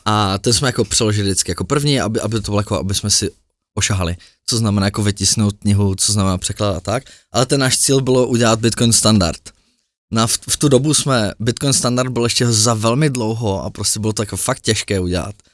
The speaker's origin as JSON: {"language": "Czech", "region": "Prague", "country": "Czechia", "said": "my Pražáci"}